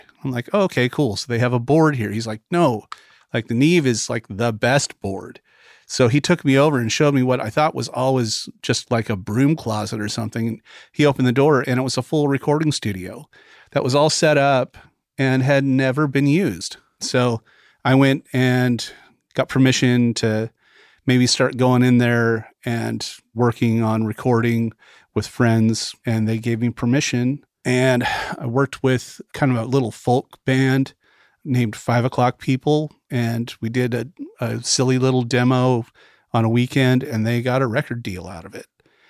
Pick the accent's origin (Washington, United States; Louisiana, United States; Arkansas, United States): Washington, United States; Vancouver; now in Muscle Shoals, United States; I was born and raised in Vancouver, Washington, which is at the very southern end of Washington State. It's actually a suburb of Portland, Oregon. So I grew up about 10, 15 minutes away from downtown Portland, but on the north side of the Columbia River.